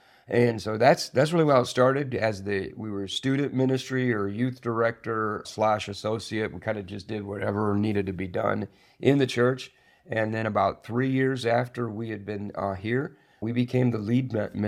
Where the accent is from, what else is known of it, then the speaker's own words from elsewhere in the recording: Springfield, Missouri, United States; Springfield, Missouri.